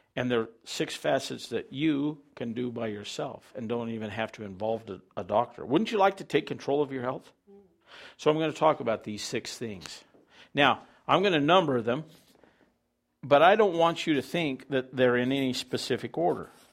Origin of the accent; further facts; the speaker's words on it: Farmington, United States; I was raised in Farmington outside of town